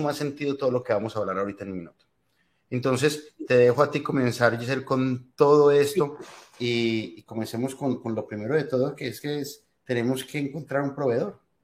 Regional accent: Colombia; moved away as an adult; now in United States; soy de Colombia, llevo acá en los Estados Unidos ya más de 20 años

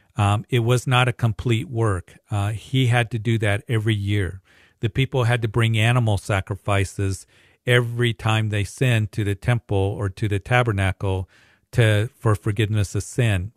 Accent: Greeley, Colorado, United States; Greeley, my hometown

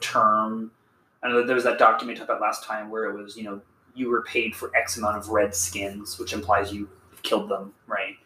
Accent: Kansas, United States; We're from Kansas

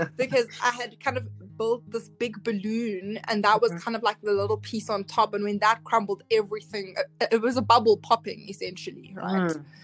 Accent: South Africa; I was raised by a single mother in South Africa.

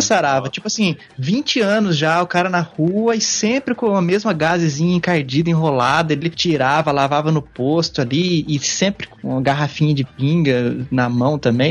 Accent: Pindamonhangaba, São Paulo, Brazil; now in Tatuí, Brazil; cidade onde eu nasci, Pindamonhangaba, São Paulo

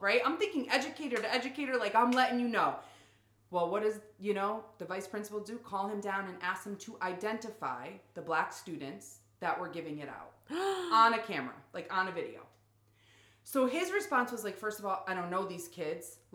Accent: New England, United States; up in New England, we are so quick to be like, well, I'm from New England

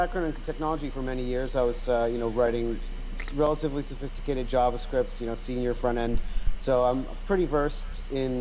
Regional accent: Los Angeles, California, United States; also born or lived in Austria; I'm a Los Angeles native

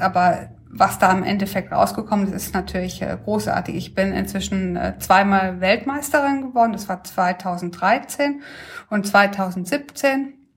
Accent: Ettringen, Rhineland-Palatinate, Germany; in Ettringen groß geworden.

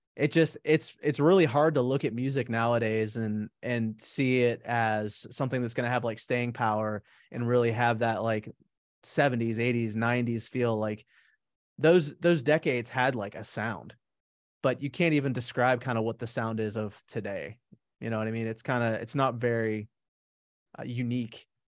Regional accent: Pittsburgh, Pennsylvania, United States; now in Charlotte, United States; I'm originally from Pittsburgh. I, uh, I was born and raised there

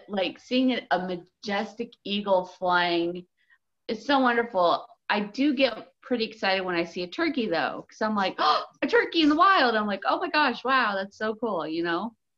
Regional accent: United States; We're so American

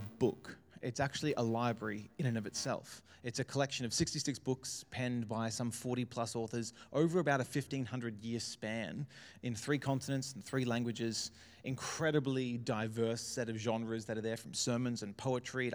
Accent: Brisbane, Queensland, Australia; also born or lived in Melbourne; I was born in Melbourne, so in Carlton Hospital. We were there till I think I was 5 or 6 when the family moved up to Brisbane, saw the sunshine and decided never to go back. And so I've kind of grown up in and around Brisbane my whole life

